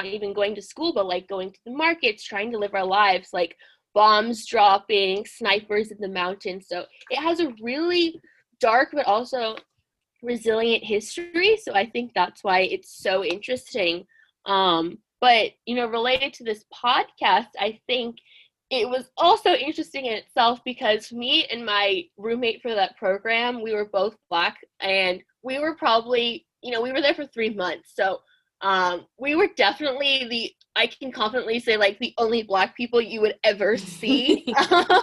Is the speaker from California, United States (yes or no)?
yes; Southern California, United States; growing up in Southern California